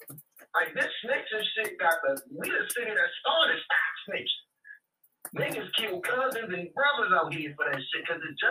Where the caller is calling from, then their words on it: Baltimore, Maryland, United States; from Baltimore City.